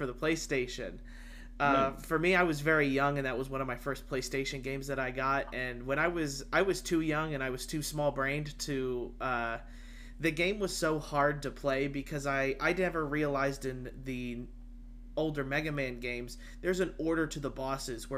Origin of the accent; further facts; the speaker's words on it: Costa Rica; I was born in Costa Rica